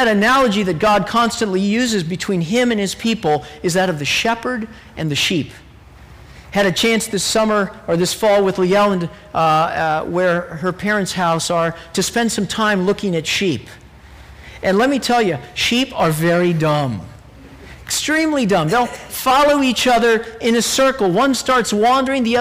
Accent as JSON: {"language": "English", "region": "Texas", "country": "United States", "tie": "born or raised there", "said": "I grew up in Texas"}